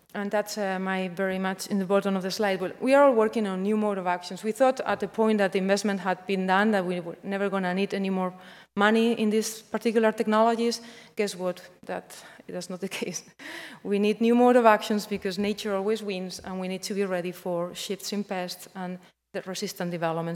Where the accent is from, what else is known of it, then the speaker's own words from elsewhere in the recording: Spain; moved away; I'm coming from Spain.